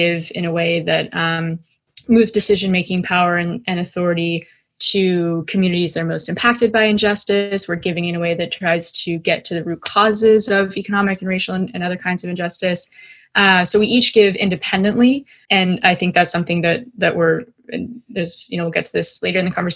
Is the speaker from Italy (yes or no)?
no; United States; also born or lived in California / Dallas, Texas; I grew up in California, in Dallas, Texas.